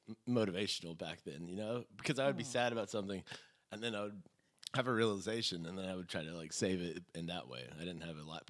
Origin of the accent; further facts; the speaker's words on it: Rockwall, Texas, United States; also born or lived in Nebraska; we came back after a few of those Nebraska winters when I was in kindergarten, basically, and lived here. It was in a suburb outside of Dallas